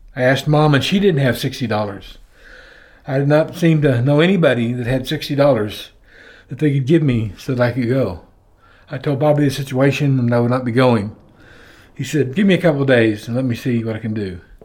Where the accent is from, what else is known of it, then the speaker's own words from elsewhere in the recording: Oklahoma City, Oklahoma, United States; Growing up in Oklahoma City